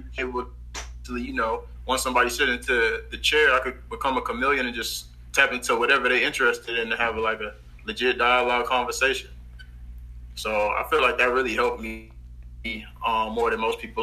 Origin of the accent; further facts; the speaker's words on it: Houston, Texas, United States; I'm from Houston, Texas